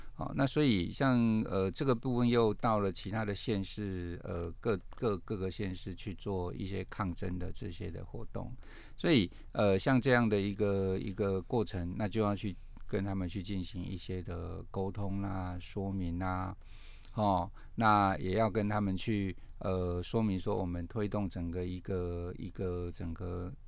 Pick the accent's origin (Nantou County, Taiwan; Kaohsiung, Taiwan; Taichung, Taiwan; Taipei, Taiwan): Kaohsiung, Taiwan; moved away; 其实我老家在高雄啦哦。，比较靠近屏东啊